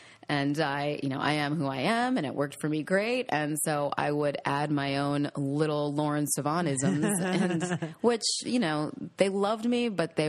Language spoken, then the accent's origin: English; New York, United States; I mean, they were the people that I watched growing up on News 12 Long Island.